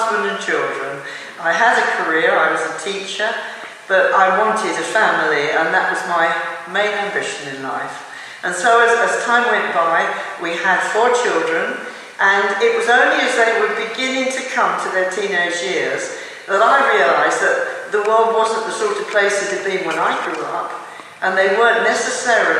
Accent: south of England, United Kingdom; now in Wales, United Kingdom; I'm from England, living in Wales. I was born in the south of England during the Second World War

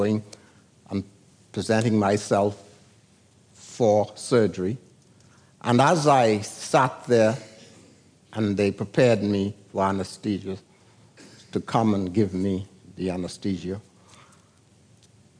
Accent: San Salvador, Bahamas; moved away; I came from San Salvador in 1941. They didn't even have a nurse on the island

